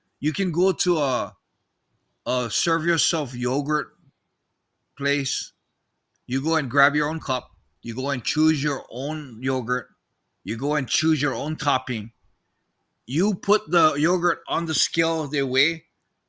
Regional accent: United States; now in Japan; I'm American

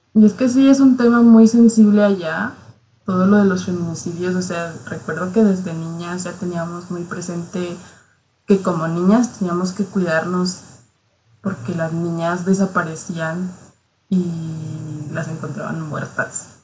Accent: Chihuahua, Mexico; somos de Chihuahua

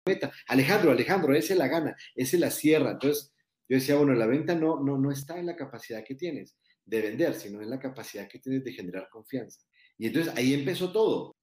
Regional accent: Colombia; moved away as an adult; now in Mexico; yo soy colombiano viviendo en México hace muchos años

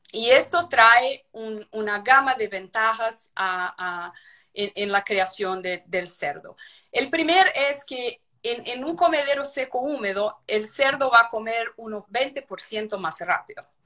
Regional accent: São Paulo, Brazil; Spanish is a second language; also born or lived in Curitiba, Brazil; yo soy de São Paulo, Brasil

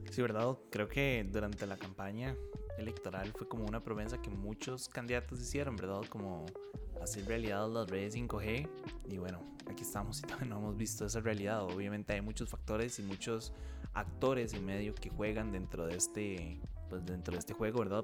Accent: Costa Rica

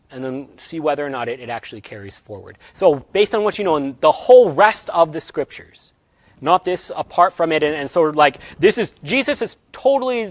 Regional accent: United States; we are American

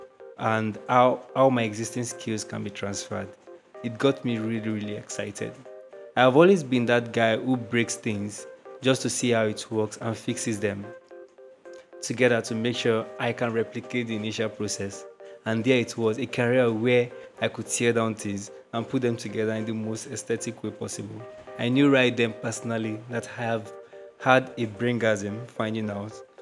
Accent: Nigeria; I am a digital product designer from Nigeria.

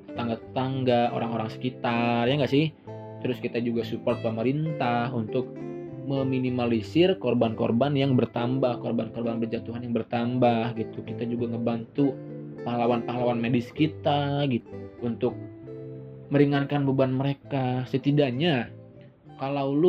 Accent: West Java, Indonesia; kayak gue orang Sunda dan cewek gue orang Padang

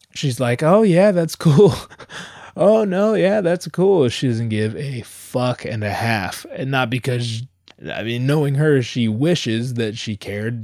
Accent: Southern California, United States; also born or lived in Anaheim; I come from Southern California.

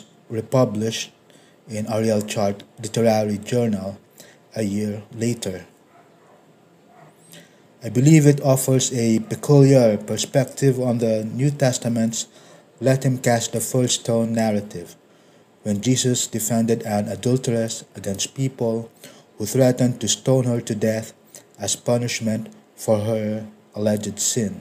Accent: Philippines; English is a second language; a continent away from my country, the Philippines.

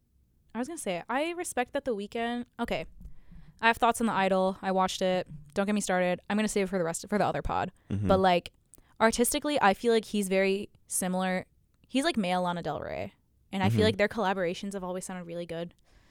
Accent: Canada; Yeah, I'm Canadian.

